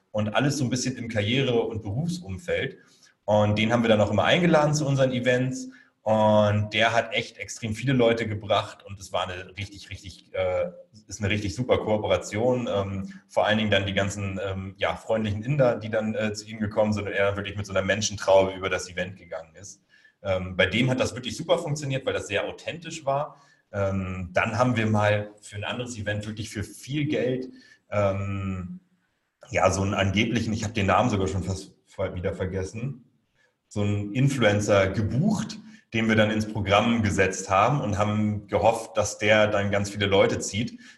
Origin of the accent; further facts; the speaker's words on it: Hamburg, Germany; Meine Familie und wahrscheinlich so der nordische Hintergrund. Also ich komme halt aus Hamburg und so.